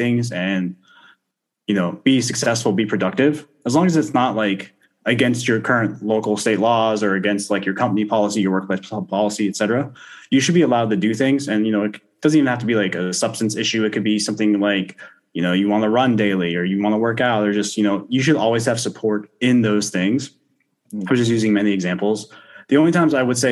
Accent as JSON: {"language": "English", "region": "Florida", "country": "United States", "tie": "born or raised there", "said": "I grew up in Florida. I grew up surfing a lot"}